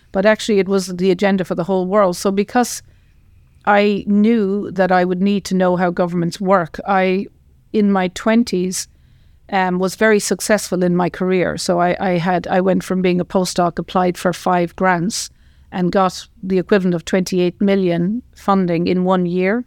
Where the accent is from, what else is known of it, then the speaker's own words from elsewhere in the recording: Tipperary, Munster, Ireland; I grew up in Ireland, in Tipperary